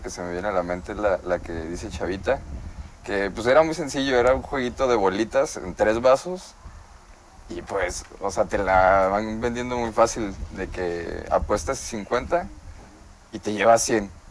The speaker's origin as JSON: {"language": "Spanish", "town": "Torreón", "region": "Coahuila", "country": "Mexico", "tie": "born or raised there", "also_born_or_lived": "Lerdo, Durango", "moved": "yes", "lives_now": "Mexico City, Mexico", "said": "nací en Torreón."}